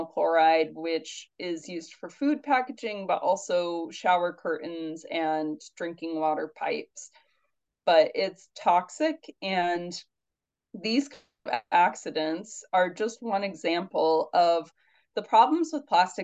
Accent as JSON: {"language": "English", "region": "Indiana", "country": "United States", "tie": "born or raised there", "moved": "yes", "lives_now": "New York, United States", "said": "I'm from Indiana, but I live in New York now"}